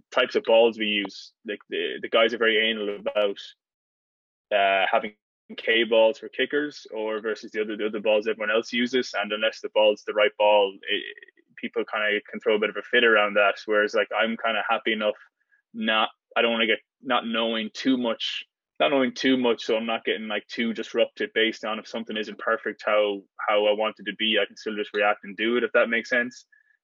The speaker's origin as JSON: {"language": "English", "country": "Ireland", "moved": "as an adult", "lives_now": "United States", "said": "being the Irish fella"}